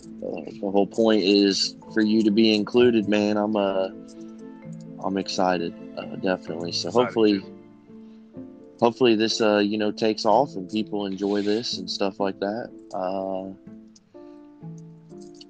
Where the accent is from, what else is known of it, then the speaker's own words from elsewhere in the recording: Central Illinois, United States; I'm from Central Illinois